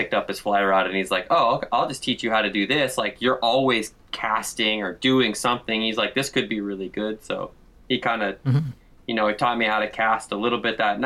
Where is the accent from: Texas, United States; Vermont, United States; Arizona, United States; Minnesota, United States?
Arizona, United States; Scottsdale; I'm from Arizona. I'm from, like, a suburb of Phoenix called Scottsdale